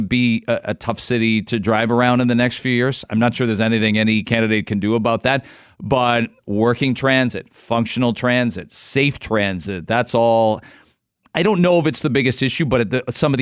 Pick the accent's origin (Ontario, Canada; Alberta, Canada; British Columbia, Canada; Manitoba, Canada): Ontario, Canada; London; now in Toronto, Canada; I grew up in London